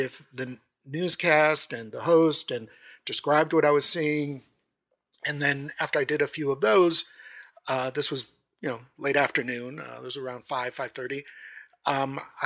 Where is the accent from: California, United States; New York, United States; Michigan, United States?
California, United States; San Diego; also born or lived in Mexico City, Mexico / Tijuana, Mexico / Baldwin Park, California; having been born in Mexico City, having grown up in Tijuana, growing up in San Diego too